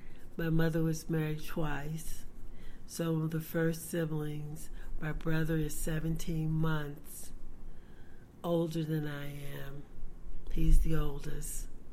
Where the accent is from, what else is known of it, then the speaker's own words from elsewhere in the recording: Baltimore, Maryland, United States; also born or lived in Birmingham, Alabama; I grew up in Baltimore City.